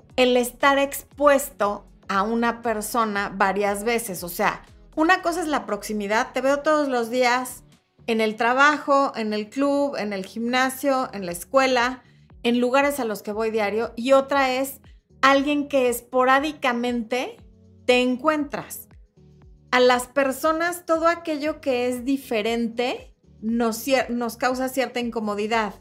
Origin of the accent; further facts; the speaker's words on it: Mexico City, Mexico; la gente tiene un acento diferente al que tengo yo, que soy de la Ciudad de México